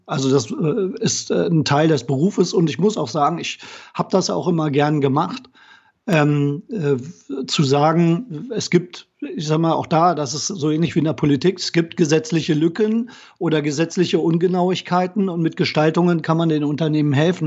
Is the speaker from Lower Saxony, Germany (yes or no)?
yes; Braunschweig, Lower Saxony, Germany; moved away as an adult; also born or lived in Bremen / Kiel; now in Koblenz, Germany; ich komme aus Braunschweig, äh, bin in Braunschweig groß geworden